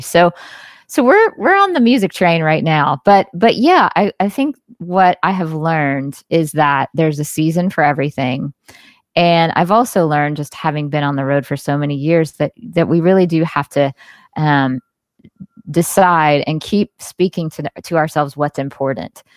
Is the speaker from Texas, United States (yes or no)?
no; Jackson, Mississippi, United States; I was born and raised in the Deep South